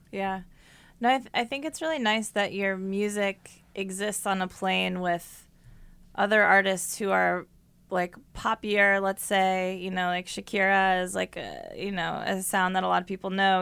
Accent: Columbus, Ohio, United States; I was once just a little only child growing up in Columbus, Ohio

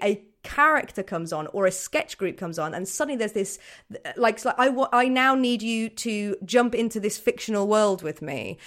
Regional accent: Birmingham, West Midlands, United Kingdom; I'm from Birmingham

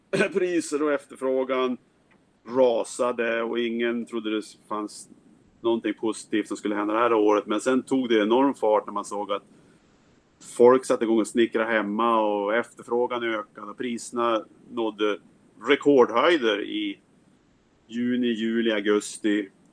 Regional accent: Sweden; moved away as an adult; also born or lived in United States; now in Seattle, United States; Jag är jägmästare från Sverige flyttade till USA för 30 år sedan

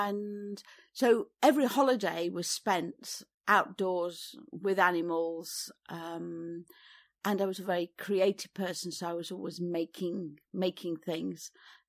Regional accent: East Midlands, United Kingdom; I was born in Derbyshire, and we had a house with a very large garden.

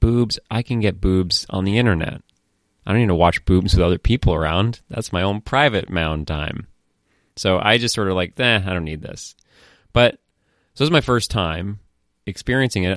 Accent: Falmouth, Maine, United States; moved away; also born or lived in Boston; i grew up in Falmouth, Maine

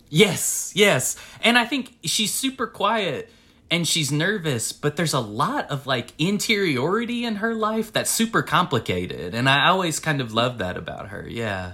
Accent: Winchester, Tennessee, United States; I grew up in Winchester, Tennessee, and, and, uh, it's the same county where I live now

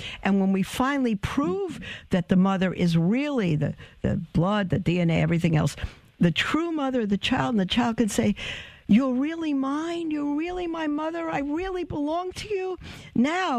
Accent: New York City, New York, United States; I'm from Brooklyn

